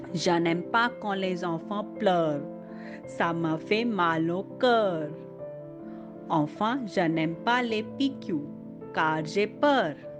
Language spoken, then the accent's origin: French; India; French is a second language; Je viens d'Inde.